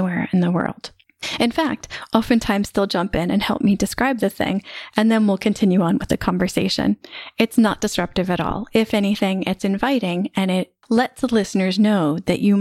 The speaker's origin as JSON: {"language": "English", "country": "United States", "moved": "as an adult", "said": "I spent the majority of the past 16 years living outside my home country, which is the US."}